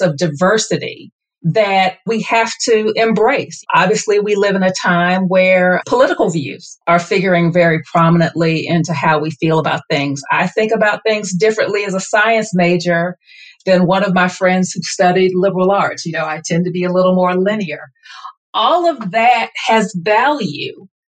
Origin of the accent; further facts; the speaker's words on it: the South, United States; I am born and raised in the South